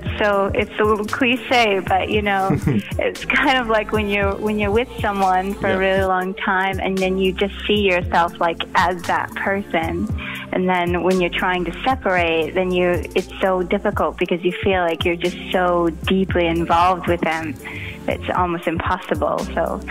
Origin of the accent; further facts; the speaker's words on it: Los Angeles, California, United States; moved away as an adult; now in Norway; I grew up in East